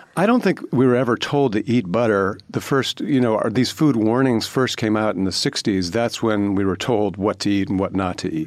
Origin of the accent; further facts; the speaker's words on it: Cleveland, Ohio, United States; I grew up in Cleveland in the 1970s.